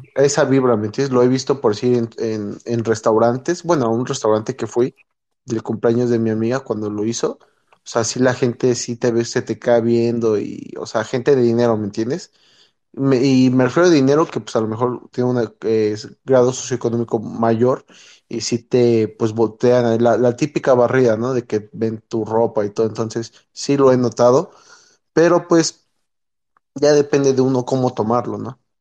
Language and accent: Spanish; Mexico; moved away as an adult; also born or lived in United States / State of Mexico; now in Utah, United States; yo me considero latino porque crecí en México